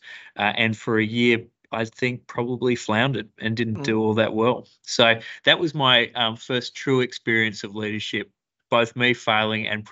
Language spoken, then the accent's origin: English; Broome, Western Australia, Australia; I grew up in Broome in the Kimberleys, went to Cable Primary School, beautiful part of the world